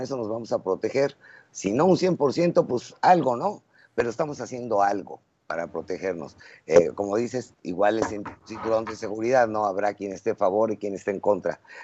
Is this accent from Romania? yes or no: no; Mexico; somos mexicanos y aquí vamos a vivir siempre